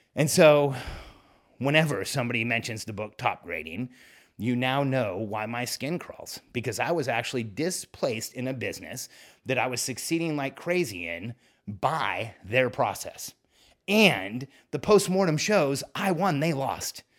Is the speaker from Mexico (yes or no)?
yes; Mexico; moved away; the place where I was born. I'm from Mexico